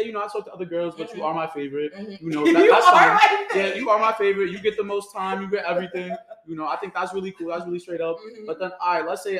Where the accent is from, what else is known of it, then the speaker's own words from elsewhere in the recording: New York City, New York, United States; I'm from the Bronx